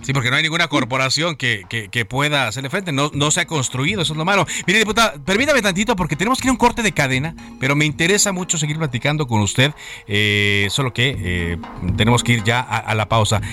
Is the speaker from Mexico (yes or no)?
yes; Nuevo León, Mexico; yo soy de Nuevo León